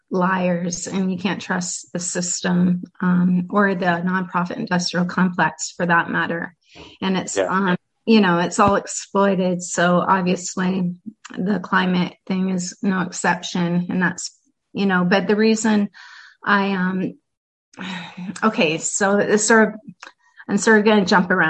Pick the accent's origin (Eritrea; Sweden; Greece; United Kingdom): Sweden; and …, I'm from Sweden.